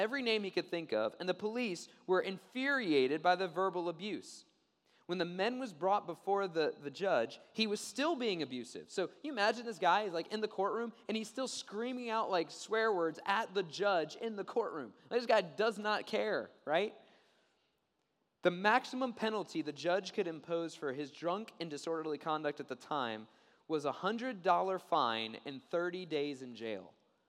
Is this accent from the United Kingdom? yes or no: no; Maryland, United States; Time Magazine reported an incident that took place in my home state, the state of Maryland.